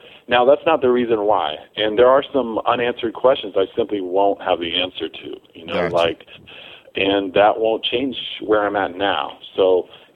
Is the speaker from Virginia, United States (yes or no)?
yes; Blacksburg, Virginia, United States; I'm from Blacksburg, Virginia originally